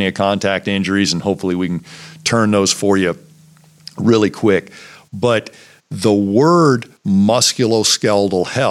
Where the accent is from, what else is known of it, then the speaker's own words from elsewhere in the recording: Virginia, United States; when I came back to my hometown to practice